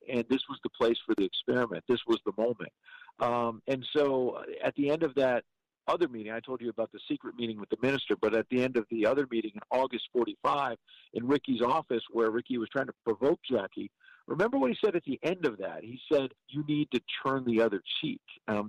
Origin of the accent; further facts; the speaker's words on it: New York, United States; I'm from New York